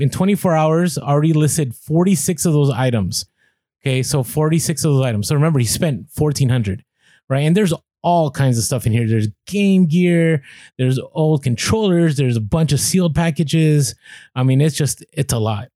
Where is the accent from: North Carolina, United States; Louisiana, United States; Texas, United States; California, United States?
California, United States; San Francisco; moved away; I grew up ride in Muni, which Muni is the bus uh the bus company out there